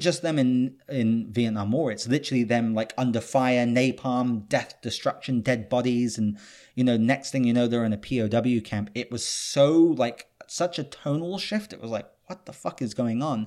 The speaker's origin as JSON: {"language": "English", "country": "United Kingdom", "moved": "yes", "said": "I'm British"}